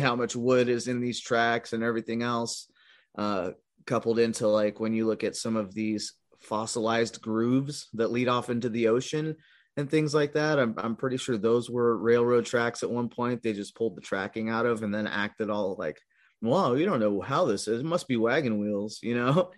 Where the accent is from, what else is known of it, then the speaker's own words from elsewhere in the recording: California, United States; moved away as an adult; also born or lived in Midwest; I was born and raised in California for like twenty-five years